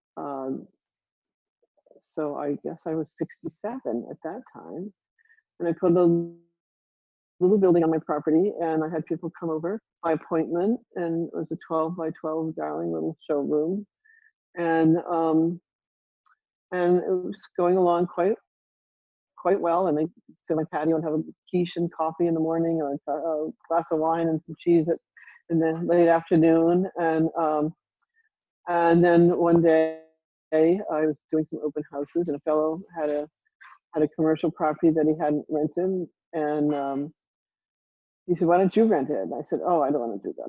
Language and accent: English; Rhode Island, United States; I grew up in Rhode Island